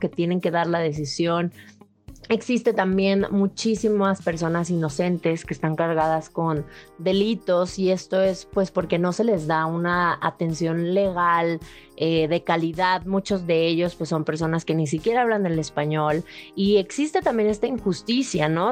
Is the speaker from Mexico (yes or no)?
yes; Mexico; muchos de nosotros como mexicanos